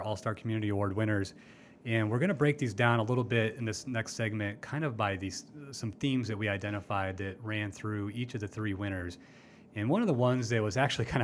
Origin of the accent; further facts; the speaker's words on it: Iowa City, Iowa, United States; My hometown of Iowa City